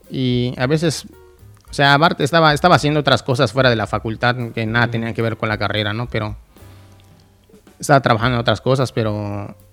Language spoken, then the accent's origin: Spanish; Mérida, Yucatán, Mexico; moved away as an adult; now in Mexico City, Mexico; Soy de, aquí, de Mérida.